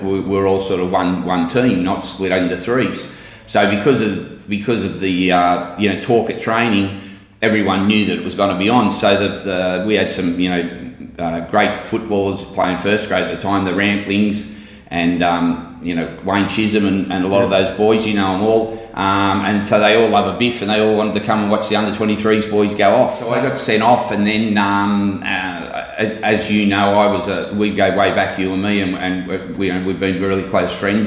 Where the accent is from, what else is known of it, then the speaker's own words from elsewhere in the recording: Sydney, New South Wales, Australia; I'm from Maroubra, uh, literally a stone's throw from the gym. I grew up in housing mission down there, and uh, and I'm born and bred Maroubra, and I never left